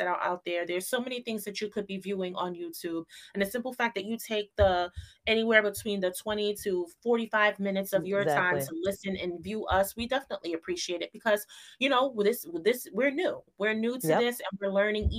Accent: New York City, New York, United States; born or raised there

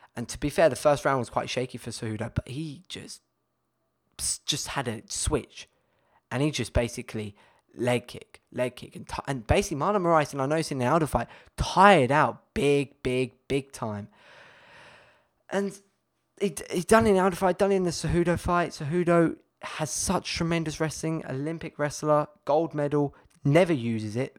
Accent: United Kingdom; being British

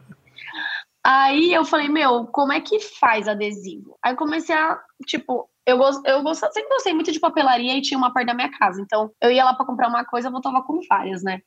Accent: São Paulo, Brazil; accent: paulista; meu sotaque é bem de paulista

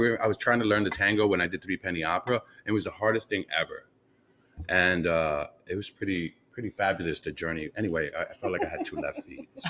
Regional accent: New York, United States; I'm from New York. I'm born and raised in New York

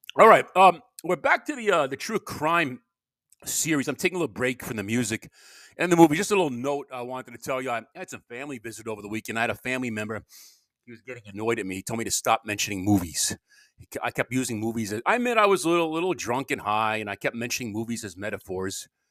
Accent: Long Island, New York, United States; moved away; I was from Long Island

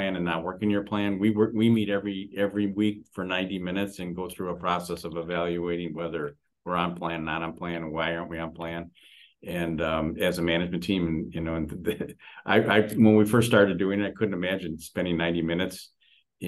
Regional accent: Detroit, Michigan, United States; I'm from Detroit, Michigan.

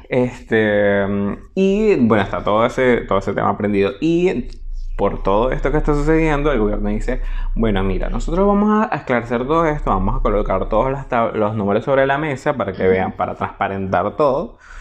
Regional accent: Portuguesa, Venezuela; del pueblo donde yo nací y crecí

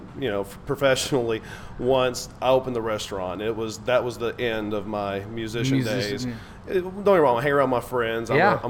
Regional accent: Dallas, Texas, United States; born there; I was born in Dallas.

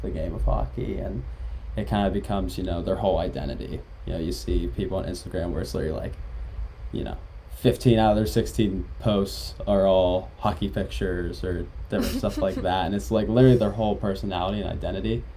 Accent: Pittsburgh, Pennsylvania, United States; moved away as an adult; also born or lived in Rochester, New York; now in Providence, United States; I relocated to Pittsburgh, Pennsylvania when I was about 5 or 6. And I've been there ever since

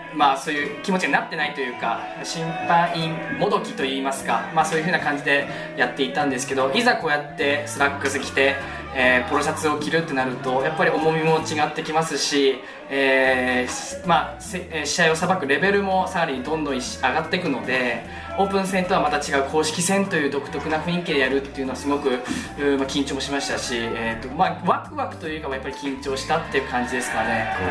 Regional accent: Iwate, Japan; moved away as an adult; now in Sendai, Japan; もともと地元が岩手でで仙台大学のためにまあこっちに来た

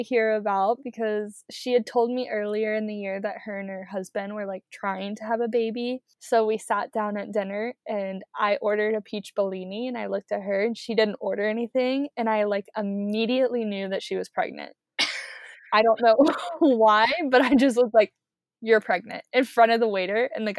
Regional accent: Beaver Creek, United States; born or raised there

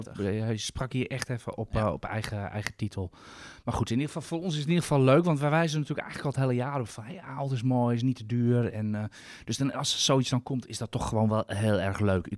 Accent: Netherlands; Als Nederlander

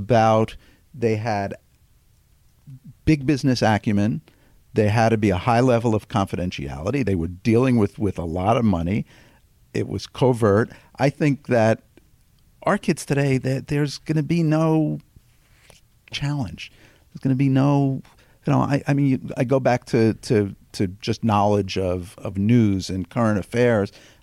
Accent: Long Beach, New York, United States; I grew up in New York, in Long Beach, New York

